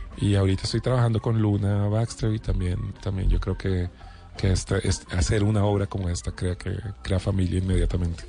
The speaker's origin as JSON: {"language": "Spanish", "region": "Bogotá", "country": "Colombia", "said": "Negro y cachaco"}